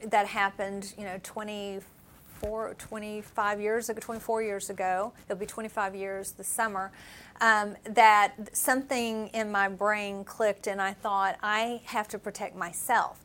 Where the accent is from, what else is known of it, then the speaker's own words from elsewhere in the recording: Appalachia, United States; moved away; I grew up in Appalachia